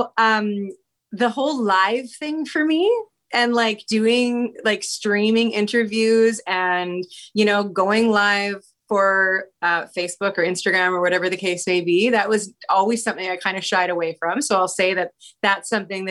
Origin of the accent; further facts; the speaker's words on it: Abbotsford, British Columbia, Canada; also born or lived in Vancouver / Toronto; now in Langley, Canada; I was born and raised in Abbotsford, British Columbia, and now I live in Langley